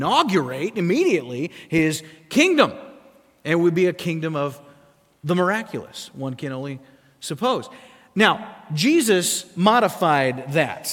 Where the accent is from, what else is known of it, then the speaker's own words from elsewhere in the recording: South Dakota, United States; moved away; I grew up in South Dakota.